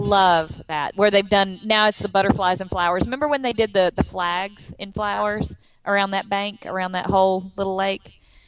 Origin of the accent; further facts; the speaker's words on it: Texas, United States; moved away; because we're from Texas